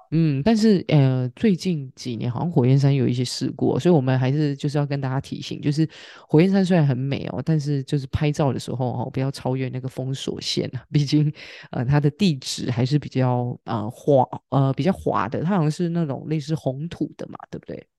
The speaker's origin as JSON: {"language": "Chinese", "country": "Taiwan", "said": "身为台湾人"}